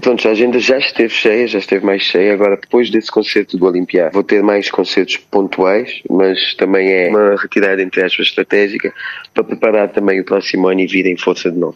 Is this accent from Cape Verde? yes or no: yes; Cape Verde; now in Lisbon, Portugal